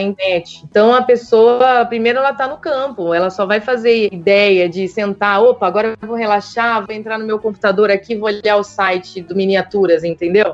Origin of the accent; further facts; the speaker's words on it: São Paulo, Brazil; moved away as an adult; now in Piracicaba, Brazil; E eu nasci em São Paulo